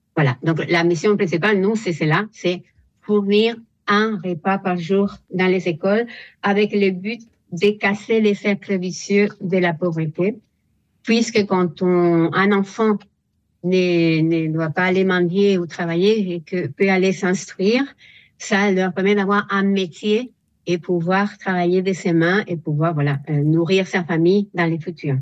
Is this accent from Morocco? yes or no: no; Spain; French is a second language; moved away as an adult; now in France; je suis espagnole